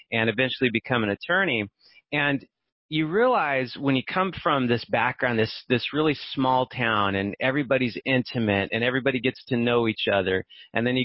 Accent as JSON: {"language": "English", "town": "Barstow", "region": "California", "country": "United States", "tie": "born or raised there", "also_born_or_lived": "Orange County, California", "said": "I'm from Barstow. It's this tiny little town out in the middle of the desert in California and I grew up there. It's totally isolated, right?"}